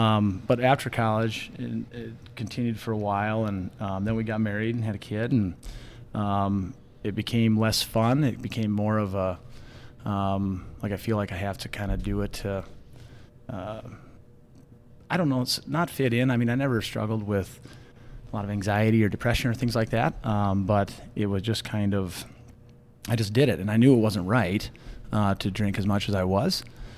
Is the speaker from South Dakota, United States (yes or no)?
yes; Beresford, South Dakota, United States; moved away as an adult; also born or lived in Grand Forks; now in Sioux Falls, United States; growing up in Beersford in a small town, got a great family, real tight-knit family down there.